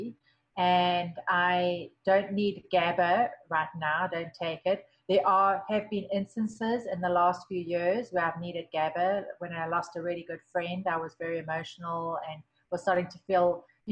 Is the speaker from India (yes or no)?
no; South Africa; moved away; I grew up in South Africa